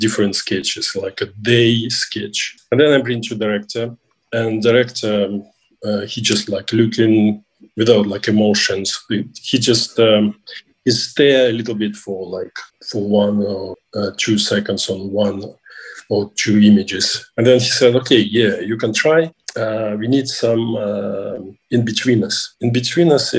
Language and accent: English; Russia; I'm from Russia